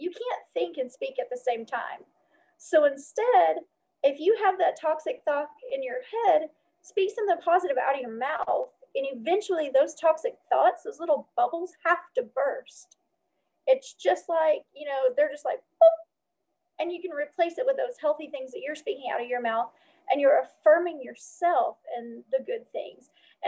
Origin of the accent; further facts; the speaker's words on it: the South, United States; growing up in the South, being the only, you know, light-skinned person at an all-light-skinned school that had Black friends